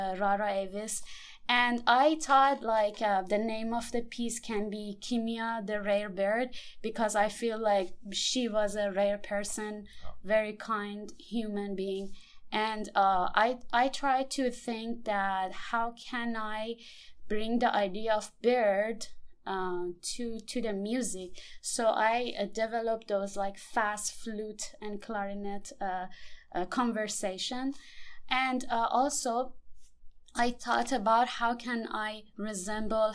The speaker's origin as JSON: {"language": "English", "country": "Iran", "moved": "yes", "lives_now": "Houston, United States", "said": "I'm coming from Iran"}